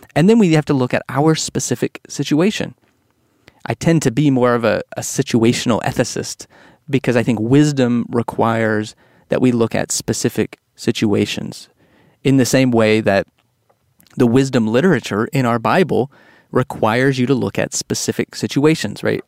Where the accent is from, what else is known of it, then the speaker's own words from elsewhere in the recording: Texas, United States; growing up in Texas